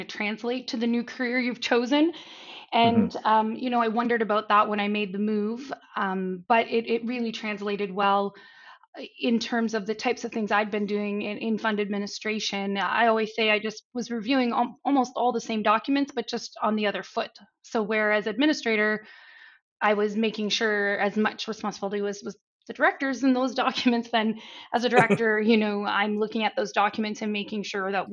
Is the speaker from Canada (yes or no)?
yes; Canada; moved away as an adult; now in Cayman Islands; I'm Canadian as well, actually, just based in the Cayman Islands for the last 20 years